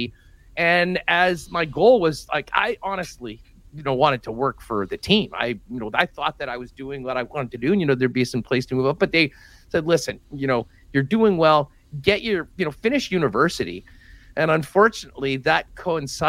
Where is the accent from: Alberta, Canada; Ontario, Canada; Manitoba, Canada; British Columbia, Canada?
Manitoba, Canada; Winnipeg; I grew up in River Heights